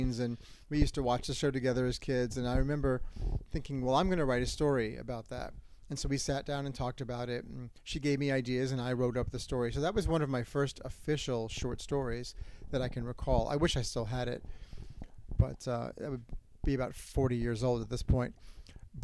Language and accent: English; Long Island, New York, United States; moved away as an adult; also born or lived in Boston, Massachusetts; now in Florida, United States; I was born in Boston. Both of my parents are from Massachusetts. Parents got divorced and eventually ended up in Long Island, where I went to I pretty much was there until I went to college.